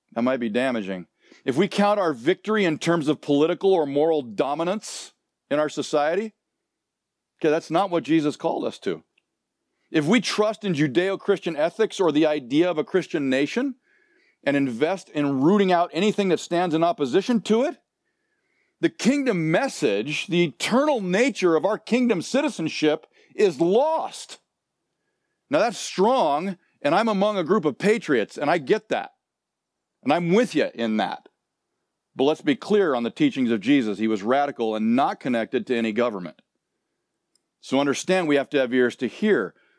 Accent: Southern California, United States; moved away as an adult; also born or lived in Nebraska; I grew up in Southern California, but after graduating from high school, I went back to Nebraska

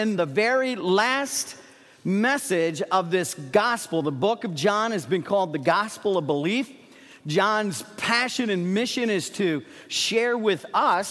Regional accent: Dayton, Ohio, United States; moved away as an adult; I was raised in Dayton, Ohio, for those of you who may not know. I was a northern kid

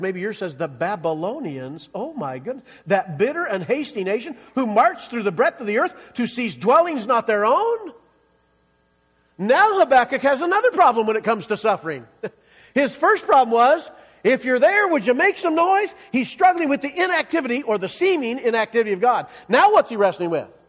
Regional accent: Iowa, United States; moved away as an adult; also born or lived in Kansas / Missouri; now in Colorado, United States; I grew up in Iowa

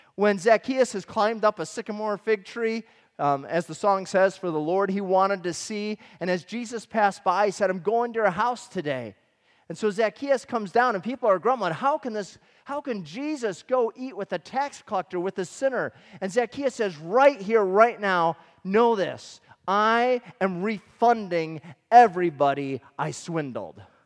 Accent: Michigan, United States; we grew up in Michigan.

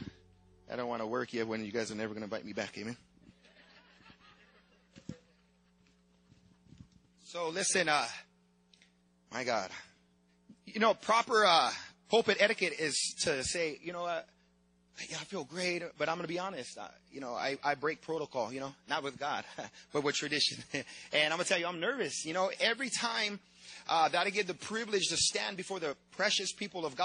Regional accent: San Diego, California, United States; I'm from San Diego, California

